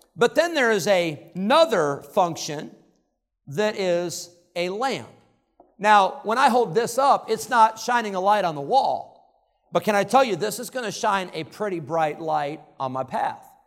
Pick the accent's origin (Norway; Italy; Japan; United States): United States; Illinois; I grew up in Illinois